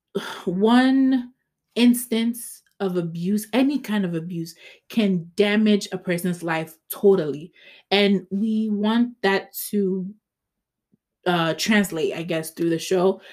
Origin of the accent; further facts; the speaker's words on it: Ghana; I'm Ghanaian